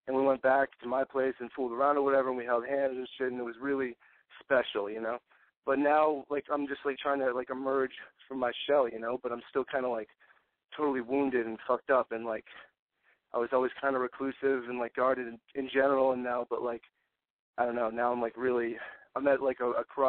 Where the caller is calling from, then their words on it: Massachusetts, United States; 26, from Mass.